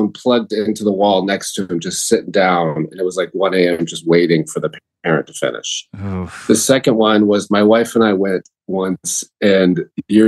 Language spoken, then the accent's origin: English; Tallahassee, Florida, United States; I grew up in Tallahassee, Florida